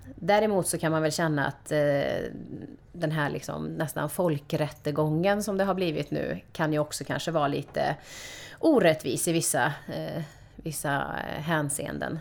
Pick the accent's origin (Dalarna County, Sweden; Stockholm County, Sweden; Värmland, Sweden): Värmland, Sweden; Karlstad; Jag är uppvuxen i Karlstad i ett medelklassområde